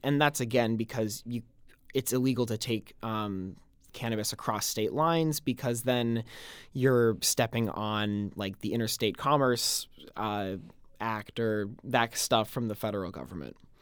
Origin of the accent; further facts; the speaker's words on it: Colorado, United States; moved away; growing up in Colorado.